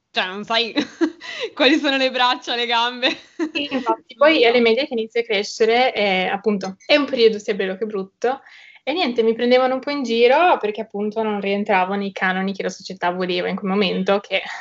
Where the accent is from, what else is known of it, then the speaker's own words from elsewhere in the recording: Trieste, Friuli-Venezia Giulia, Italy; Allora, vabbè … ho 19 anni e sono di Trieste e frequento il liceo linguistico.